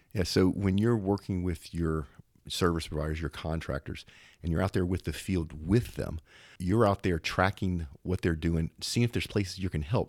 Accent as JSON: {"language": "English", "town": "Zachary", "region": "Louisiana", "country": "United States", "tie": "born or raised there", "said": "not too far from where I grew up in Zachary, Louisiana"}